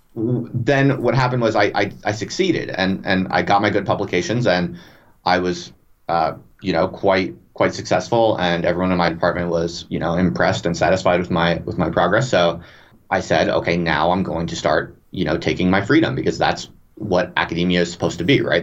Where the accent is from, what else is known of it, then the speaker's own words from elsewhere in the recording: United States; moved away as an adult; also born or lived in England; I'm American, but I moved to England for a tenure track job